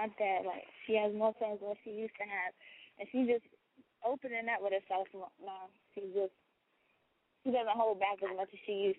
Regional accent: West Virginia, United States; I'm from West Virginia

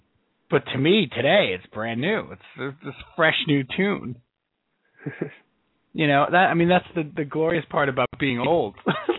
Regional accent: New York, United States; We're on Long Island. I don't know if you guys knew this. We're from Long Island.

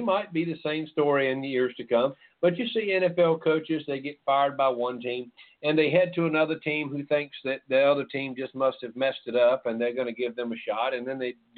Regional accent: Jackson, United States; I'm from Jackson

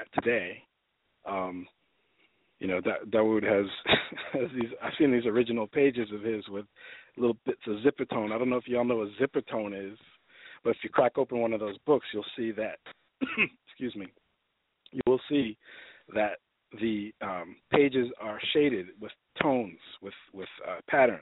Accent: New York City, New York, United States; moved away as an adult; also born or lived in Los Angeles; now in Atlanta, United States; I'm from the Lower East Side, Manhattan

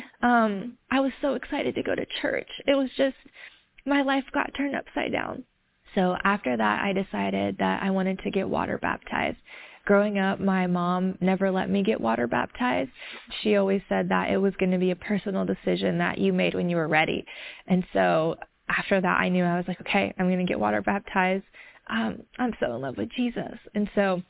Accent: the South, United States; I grew up in the South in a community that was not very diverse.

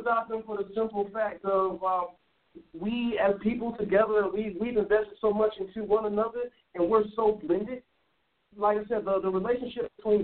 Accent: United States; as an American

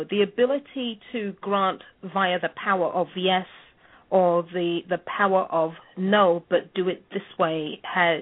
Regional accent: England, United Kingdom; now in United States; I'm English

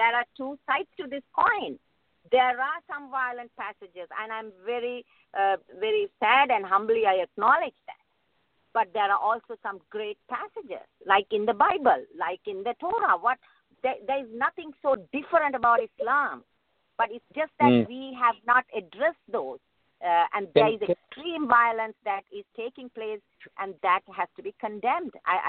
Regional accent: Sri Lanka; now in United States; I'm a moderate Muslim. I was born in Sri Lanka, raised in a multi-ethnic community.

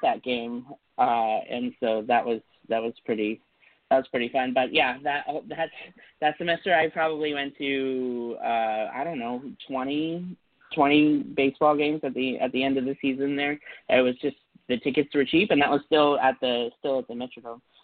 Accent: San Francisco Bay Area, California, United States; moved away; also born or lived in Minnesota; moved to to the San Francisco Bay Area.

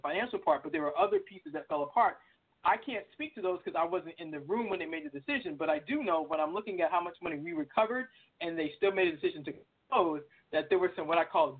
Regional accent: Boston, Massachusetts, United States; I'm originally from Boston, so I'm all things Boston.

